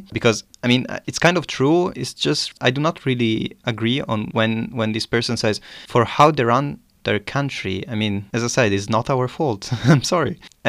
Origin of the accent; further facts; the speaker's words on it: Italy; moved away as an adult; now in Germany; yeah, I come from Italy.